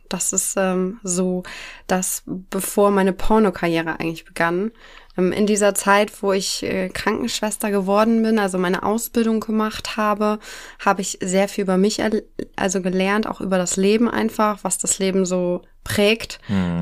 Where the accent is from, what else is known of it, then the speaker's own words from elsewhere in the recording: near Elmshorn, Schleswig-Holstein, Germany; ich komme aus der Nähe von Emshorn. Das ist in Schleswig-Holstein, bei Kiel